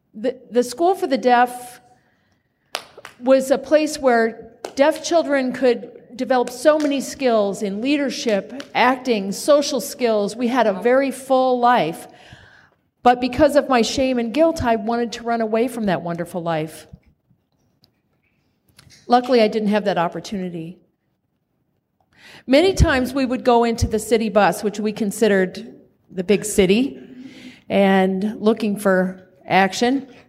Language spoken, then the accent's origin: English; Kansas, United States; born there; As I said, I was born in Kansas. I was right next door to Dorothea and Toto.